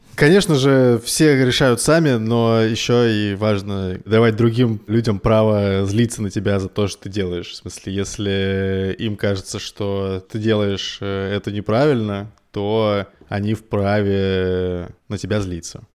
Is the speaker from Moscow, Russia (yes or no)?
yes; Moscow, Russia; moved away; ну, мы из Москвы.